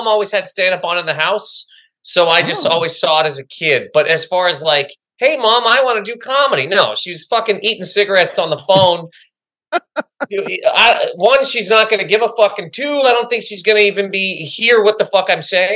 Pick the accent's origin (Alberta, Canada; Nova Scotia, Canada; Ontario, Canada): Nova Scotia, Canada; moved away as an adult; also born or lived in Toronto; now in New York, United States; It's where I live, but I'm from Nova Scotia. I'm from the Maritimes.